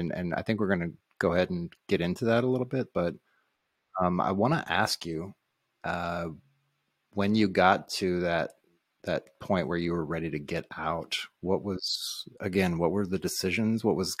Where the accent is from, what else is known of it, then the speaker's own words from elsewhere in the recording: St. Louis, Midwest, United States; also born or lived in Illinois / Missouri; I grew up in Illinois and Missouri around St. Louis.